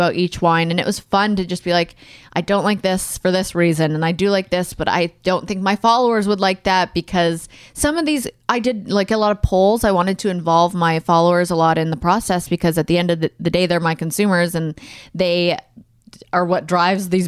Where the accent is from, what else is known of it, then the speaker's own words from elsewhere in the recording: Alberta, Canada; where I grew up in Alberta and Canada, 18 was the legal drinking age.